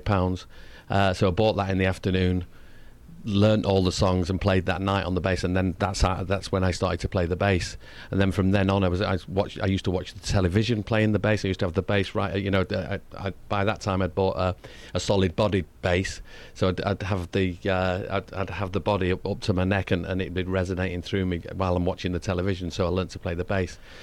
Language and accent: English; Manchester, North West England, United Kingdom; my accent is different to the London. Like, I come from Manchester, wh-, which is one hundred and eighty miles north of London.